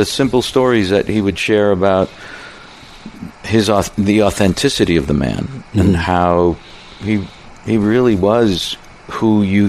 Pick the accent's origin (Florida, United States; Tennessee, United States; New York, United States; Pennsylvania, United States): Pennsylvania, United States; Pittsburgh; Growing up in Pittsburgh, you really get a sense of neighborhood.